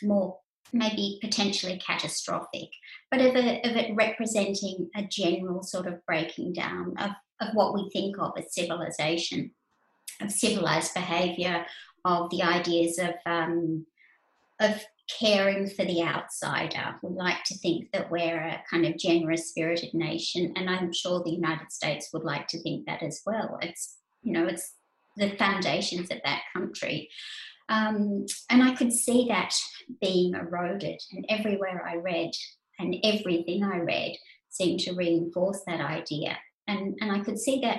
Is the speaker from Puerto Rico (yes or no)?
no; Australia; I was a writer from Australia.